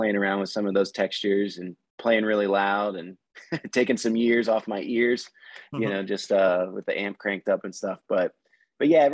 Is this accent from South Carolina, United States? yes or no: no; Northern Kentucky, United States; I grew up in Northern Kentucky, about 20 minutes south of Cincinnati, Ohio